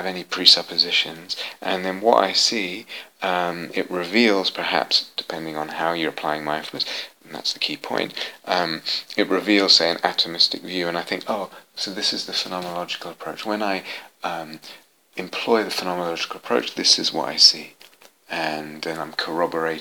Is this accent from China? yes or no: no; England, United Kingdom; moved away as an adult; also born or lived in United States; I was born in England in the 60s